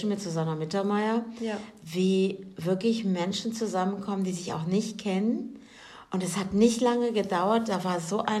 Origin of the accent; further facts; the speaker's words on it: Germany; ich als Deutsche